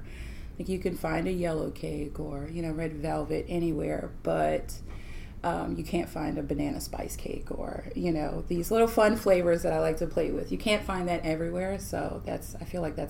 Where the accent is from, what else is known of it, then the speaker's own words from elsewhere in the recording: Florida, United States; born there; also born or lived in New York; I was born in Florida. When we moved from Florida to New York and came back